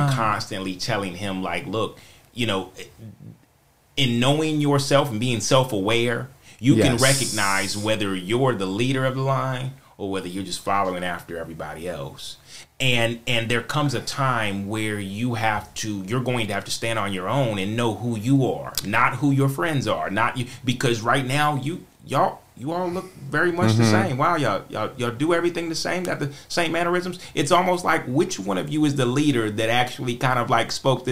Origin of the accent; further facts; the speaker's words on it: Charlotte, North Carolina, United States; I'm from Charlotte. And so living here and growing up in an area